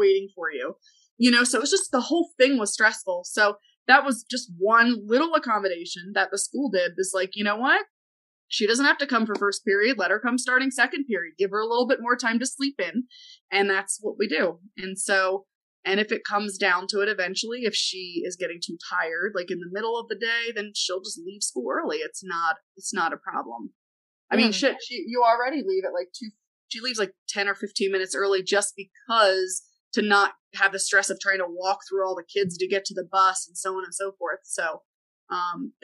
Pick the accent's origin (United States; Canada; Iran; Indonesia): United States; Atlantic City, New Jersey; moved away; I actually grew up in New Jersey, and I was born and raised in Atlantic City.